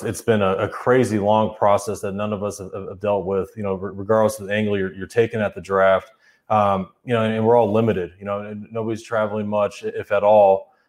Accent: Arizona, United States; you know, I grew up in Arizona, and I idolized Lute Olson and his program

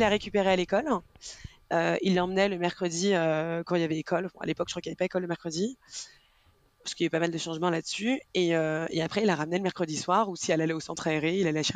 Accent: Rennes, Brittany, France; moved away as an adult; now in Paris, France; je suis originaire euh, de Rennes

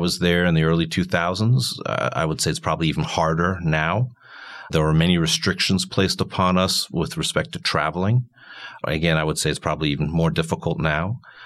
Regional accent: Germany; also born or lived in Italy; now in United States; I've got some roots in Europe, and I grew up in Germany, and I studied as a university student in Italy.

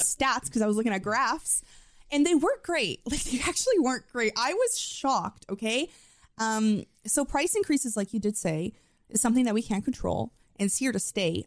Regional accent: Canada; accent: Canadian; my Canadian accent.

